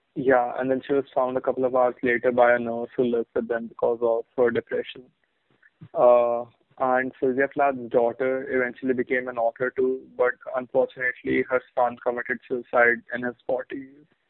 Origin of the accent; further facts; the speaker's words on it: Bahrain; In Bahrain, we had this fucking uh, we had this Malu magazine